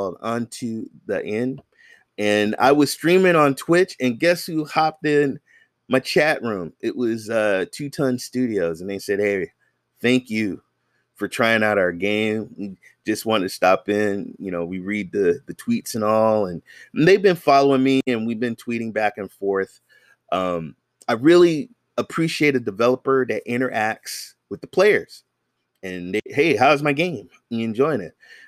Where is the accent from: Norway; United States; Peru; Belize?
United States; the Bay Area, California; I'm from the Bay Area, San Francisco, Oakland, Marin, Hayward, Fremont